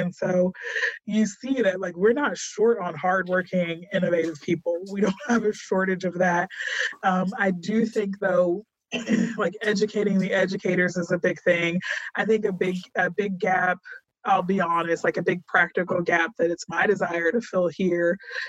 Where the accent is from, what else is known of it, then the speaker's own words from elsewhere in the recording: Texas, United States; and I'm a Texan, and I tell people East Texas is still like another country. And I grew up in Texas.